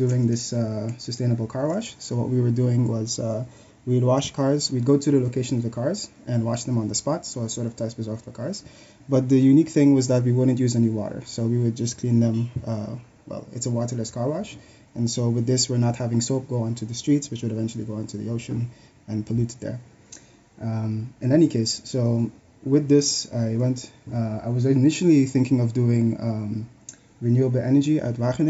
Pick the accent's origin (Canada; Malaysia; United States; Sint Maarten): Sint Maarten; now in Netherlands; I was born in the Caribbean, in St. Martin, born and raised. From there, I moved to the Netherlands.